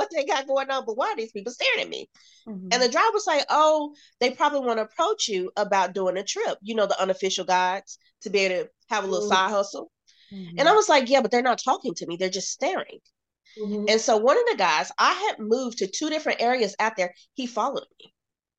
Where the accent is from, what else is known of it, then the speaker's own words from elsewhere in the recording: United States; Being an American